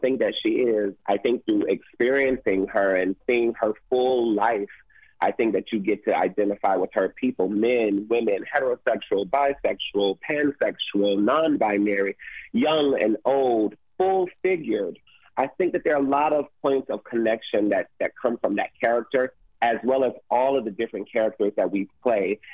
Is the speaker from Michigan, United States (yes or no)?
yes; Detroit, Michigan, United States; I'm originally from Detroit, Michigan